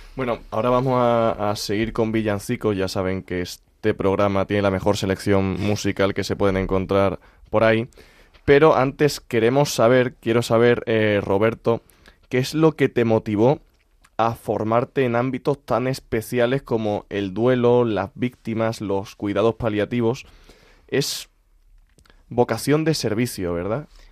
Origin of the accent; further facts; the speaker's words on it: Úbeda, Andalusia, Spain; yo soy de Úbeda.